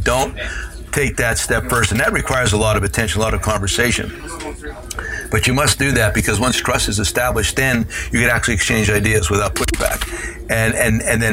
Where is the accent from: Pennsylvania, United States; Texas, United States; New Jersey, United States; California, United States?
Pennsylvania, United States; Hazleton; moved away; Hazleton Integration Project, bringing together the cultures of my hometown, Hispanic and Anglo